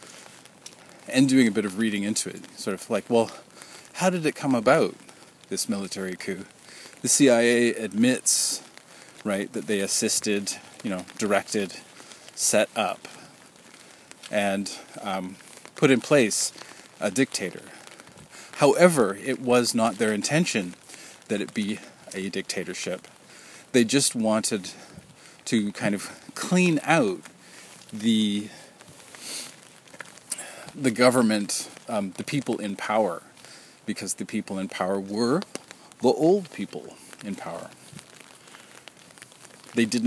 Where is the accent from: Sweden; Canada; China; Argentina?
Canada; as a Canadian